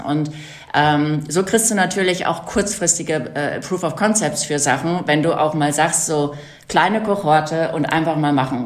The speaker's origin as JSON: {"language": "German", "region": "North Rhine-Westphalia", "country": "Germany", "tie": "born or raised there", "said": "Ich bin auf dem Bauernhof groß geworden in Westfalen"}